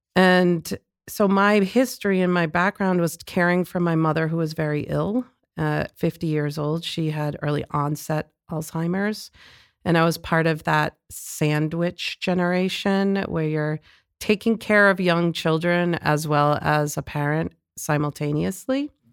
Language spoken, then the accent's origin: English; Lawrence, Massachusetts, United States; I grew up in Lawrence